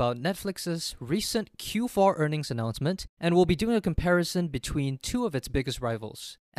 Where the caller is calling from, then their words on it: Singapore; I'm calling in from Singapore.